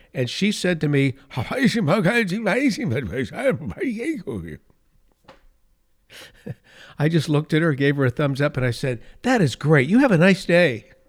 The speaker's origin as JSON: {"language": "English", "region": "California", "country": "United States", "tie": "born or raised there", "said": "my home state of California, the state of my birth"}